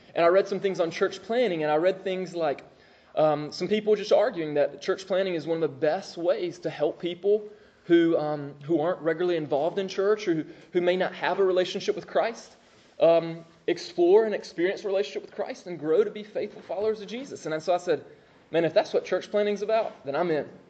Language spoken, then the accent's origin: English; Moultrie, Georgia, United States; also born or lived in Augusta, Georgia; I'm from Moultrie.